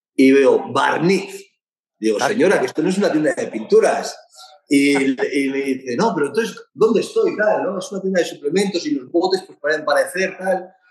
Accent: Basque Country, Spain; como buen vasco que soy

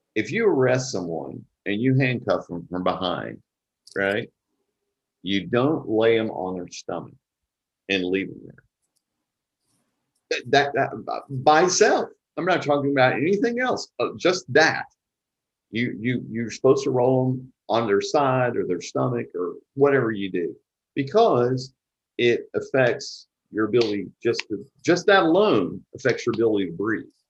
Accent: Texarkana, Texas, United States; I grew up in East Texas

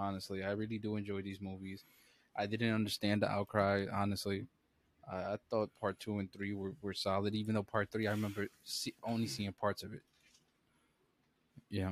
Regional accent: New York City, New York, United States; We're from the Bronx, and obviously, I didn't go nowhere far and shit. I'm still literally in New York City

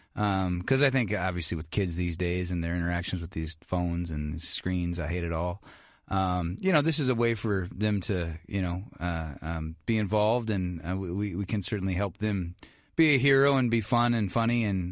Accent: Ireland; I'm Irish, so I talk forever

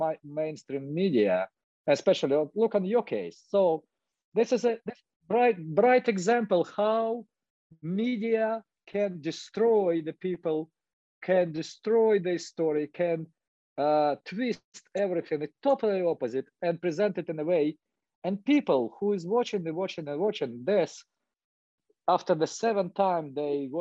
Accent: Ukraine; English is a second language; moved away as an adult; also born or lived in Dnipropetrovsk, Ukraine / Moscow, Russia; now in Los Angeles, United States; I moved here 2008. I was born in Soviet Union and Ukraine. I was studying in Moscow in Dnipropetrovsk, in the big city in Ukraine.

